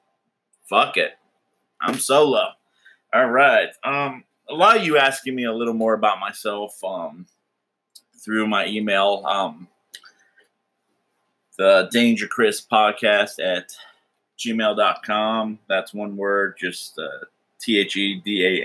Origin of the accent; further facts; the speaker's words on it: South Florida, United States; moved away as an adult; also born or lived in Wisconsin / New Mexico; now in Washington, United States; I'm not from Washington State originally, born in Wisconsin. Grew up mostly in South Florida, a little time in New Mexico, and then straight into the Navy at 18